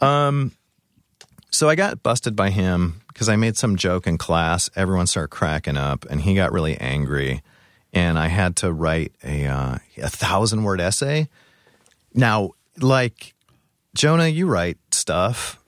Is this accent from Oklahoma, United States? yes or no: no; Orange County, California, United States; moved away; I'm from California originally. Where? Um, Orange, Orange County.